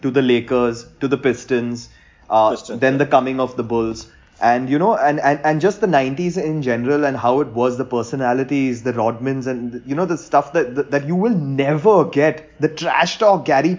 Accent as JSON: {"language": "English", "country": "India", "tie": "born or raised there", "said": "growing up as an Indian cricket fan"}